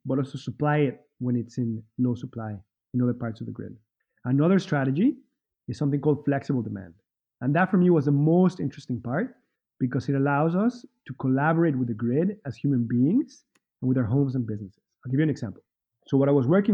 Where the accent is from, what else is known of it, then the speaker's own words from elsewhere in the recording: Mexico City, Mexico; also born or lived in Wales, United Kingdom / Boston / Minneapolis / Central America; now in California, United States; I'm originally from Mexico City, but I moved around